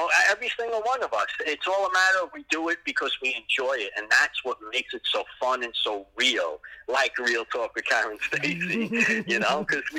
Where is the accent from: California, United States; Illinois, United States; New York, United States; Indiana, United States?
New York, United States; New York City; moved away as an adult; now in Florida, United States; I was born and raised in Pelham Bay. Yep, that's my hometown.